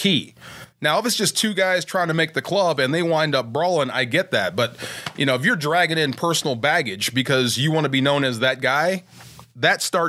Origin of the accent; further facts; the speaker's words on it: Bay Area, California, United States; I'm from the Bay Area